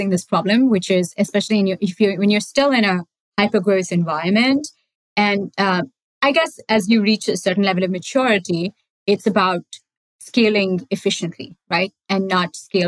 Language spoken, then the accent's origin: English; Bangalore, Karnataka, India; moved away; I grew up in Bangalore, which is, I don't know, most of you guys know it as the IT capital of India